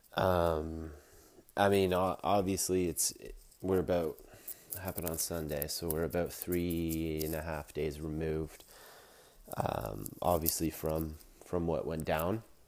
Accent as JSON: {"language": "English", "country": "Canada", "said": "I'm a Canadian boy"}